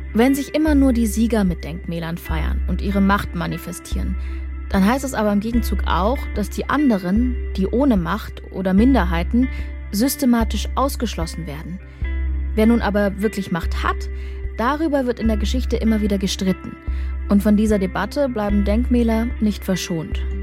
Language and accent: German; Saxony, Germany; Auch ich bin erst nach dem Ende der DDR in Sachsen geboren